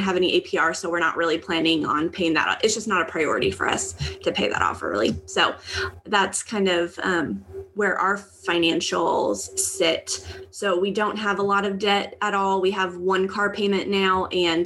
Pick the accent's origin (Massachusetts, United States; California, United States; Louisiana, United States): California, United States; Southern; We come from Southern California, where it's very expensive to live